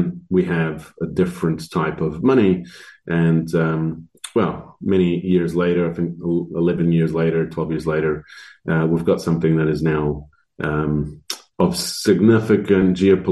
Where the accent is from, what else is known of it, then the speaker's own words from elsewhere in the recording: New Zealand; also born or lived in Croatia / Netherlands; I was born in Croatia, you know, Yugoslavia, and in 91, I guess it was their turn to be democratized. So we fled as refugees to Holland for a couple of years and then immigrated to New Zealand. And so I grew up here